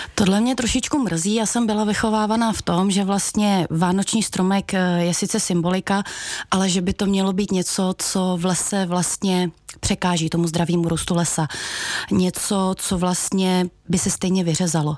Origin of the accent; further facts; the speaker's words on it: Velké Meziříčí, Vysočina Region, Czechia; pocházím od Velkého Meziříčí